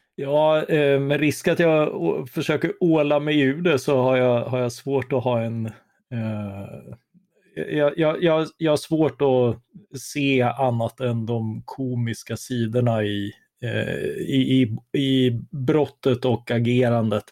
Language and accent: Swedish; Karlskrona, Blekinge, Sweden; moved away; Jag är själv uppvuxen i Karlskrona